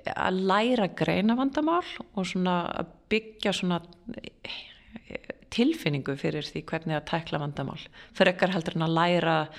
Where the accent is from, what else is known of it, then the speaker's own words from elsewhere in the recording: Garðabær, Capital Region, Iceland; moved away as an adult; also born or lived in California, United States; ég Eh, fættist á Íslandi og, og ólst upp hér að mestu leiti, bjórendar í bandarginum í Kaliforníu frá 5-11 ára aldurs